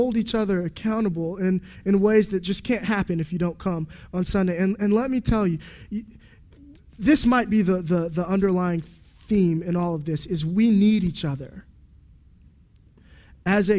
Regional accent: United States; I'm an American man

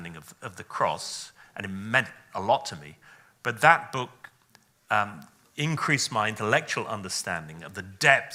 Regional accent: Wales, United Kingdom; so my origin is Welsh

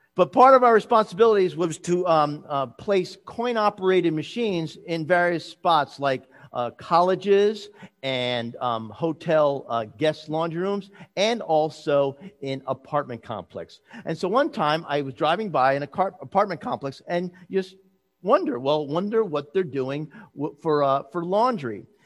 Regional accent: New Jersey, United States; I'm from New Jersey.

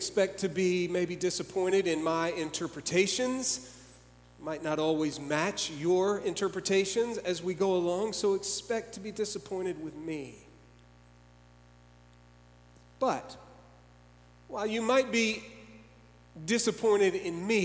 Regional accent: Dallas, Texas, United States; I grew up in Dallas.

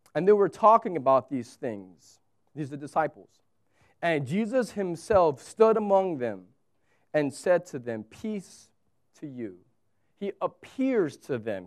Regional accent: United States; moved away as an adult; now in Abu Dhabi, United Arab Emirates; fellow Americans

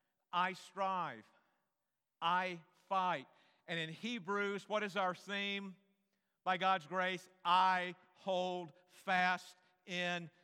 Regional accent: North Carolina, United States; I grew up in North Carolina

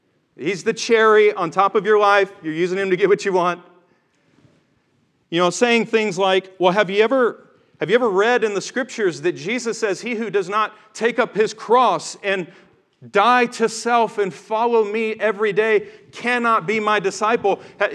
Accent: Tennessee, United States; He drove that accent out of me. But growing up in the South, and growing up in Tennessee especially, just the tattered remnants of the Bible Belt, whatever's left of it.

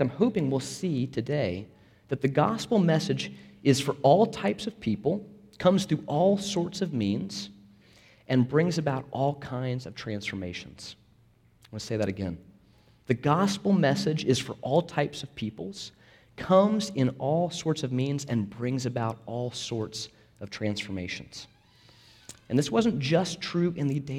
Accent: Florida, United States; I'm from Florida

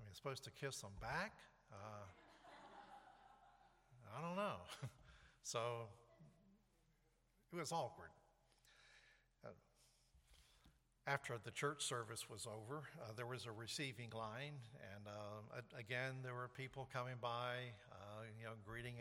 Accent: the South, United States; moved away; also born or lived in New York; I grew up in the South

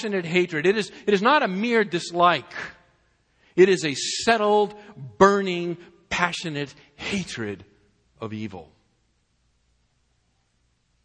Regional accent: Massachusetts, United States; moved away as an adult; also born or lived in Fort Worth, Texas; we were born and brought up in Massachusetts in the New England area, and we're now living in Fort Worth

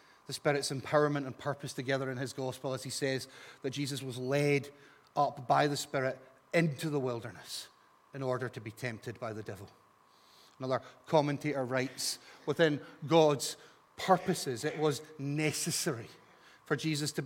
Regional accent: Scot, Scotland, United Kingdom; as a Scot

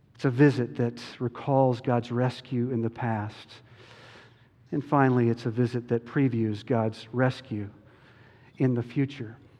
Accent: Chapel Hill, North Carolina, United States; moved away; I grew up in Chapel Hill

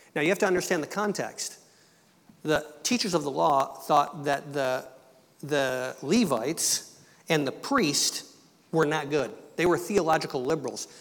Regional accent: Michigan, United States; moved away as an adult; also born or lived in Quebec; I was born into a family that was English Canadian. I was born in Michigan. My mother and dad were both from Ontario

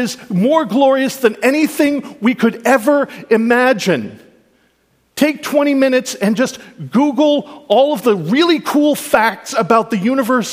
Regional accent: Canada; I'm a Canadian

